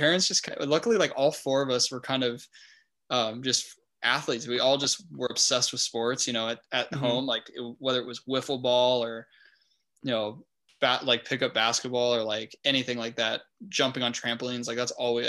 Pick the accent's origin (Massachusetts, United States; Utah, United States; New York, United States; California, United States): California, United States; El Cajon; also born or lived in La Jolla; I'm from El Cajon, went to school in El Cajon, but we moved out to La Jolla like a couple years ago.